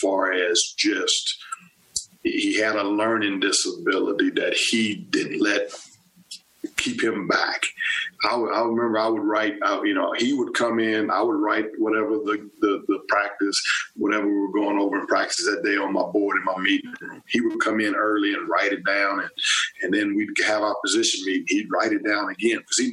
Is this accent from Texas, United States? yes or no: yes; Texas, United States; also born or lived in Stillwater, Oklahoma / College Station, Texas / Tuscaloosa, Alabama / Evanston, Illinois; now in Manhattan, Kansas, United States; I'm from Texas originally and I have family that was around